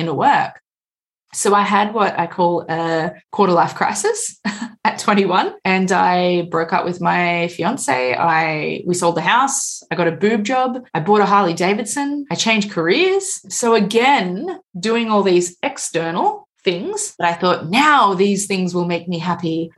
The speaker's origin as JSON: {"language": "English", "country": "Australia", "said": "I'm from Australia"}